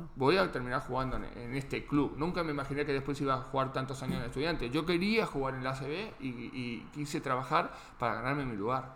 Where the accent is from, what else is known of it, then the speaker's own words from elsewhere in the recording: Argentina; moved away; lo más parecido quizás a lo que tenemos en Argentina